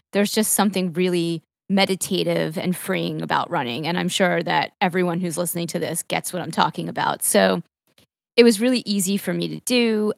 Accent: Long Island, New York, United States; also born or lived in Manhattan; for the first decade or so of my life, I grew up in Long Island, which was actually not in the city, but on the beach, uh, and just in the suburbs

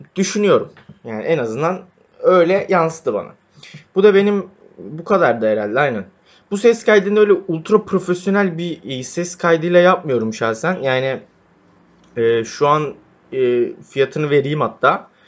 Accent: Istanbul, Turkey; Doğma büyüme İstanbulluyum.

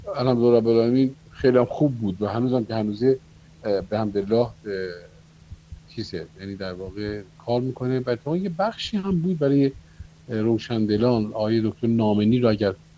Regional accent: Babol, Mazandaran, Iran; moved away as an adult; now in Tehran, Iran; در شهر بابل که من زادگاه من

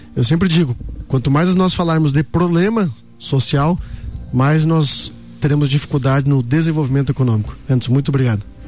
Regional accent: Santa Catarina, Brazil; como catarinense, nós estamos sempre é, um pouco acima em questão de desenvolvimento aqui na nossa, na, na, no nosso estado

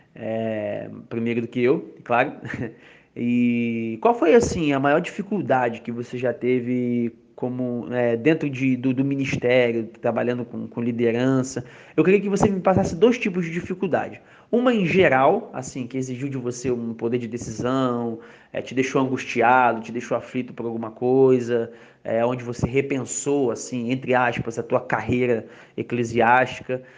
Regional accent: Rio de Janeiro, Brazil; moved away as an adult; now in São Paulo, Brazil; O Edson agora tá morando na Bahia, eu tô morando em São Paulo e nós somos cariocas

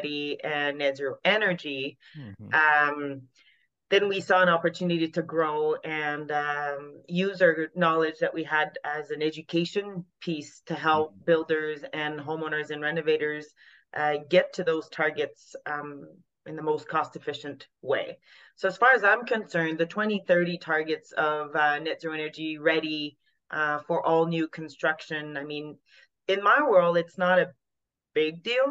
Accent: Quebec, Canada; accent: Francophone; first language French; English is a second language; moved away as an adult; also born or lived in Austria; now in Alberta, Canada; I'm Francophone. You can probably hear that. I'm from Quebec and I moved to Western Canada in 07.

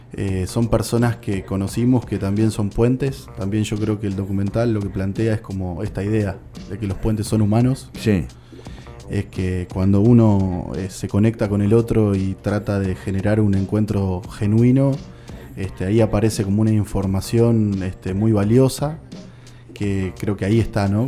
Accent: General Alvear, Buenos Aires Province, Argentina; Seguramente en mi pueblo, en General Alviar, yo soy de ahí

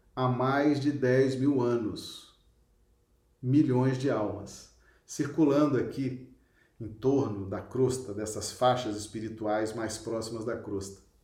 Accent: Belo Horizonte, Minas Gerais, Brazil; moved away as an adult; now in Acre, Brazil; Eu sou de Belo Horizonte, nasci lá, estou no Acre há 28 anos, né? Mas sou mineiro, sou natural de Belo Horizonte

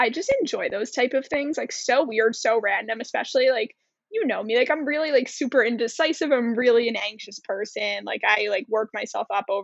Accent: Cold Spring Harbor, New York, United States; I grew up, and I'm from Cold Spring Harbor

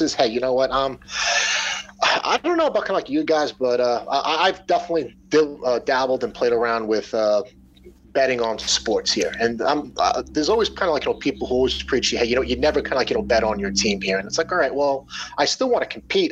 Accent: Long Island, New York, United States; I live on Long Island. I grew up on Long Island.

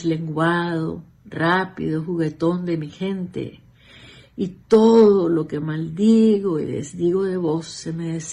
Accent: Nicaragua; moved away; nicaragüense, 100%.

